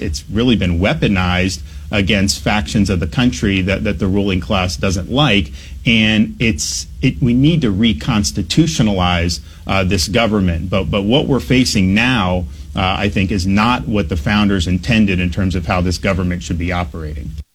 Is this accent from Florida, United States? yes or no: yes; Dunedin, Florida, United States; moved away as an adult; also born or lived in New Haven, Connecticut; growing up in Dunedin